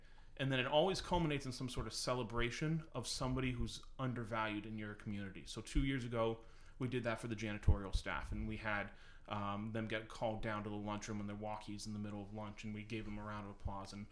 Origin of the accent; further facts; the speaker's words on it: Manchester, New Hampshire, United States; I grew up in New Hampshire, so I went to high school in Manchester.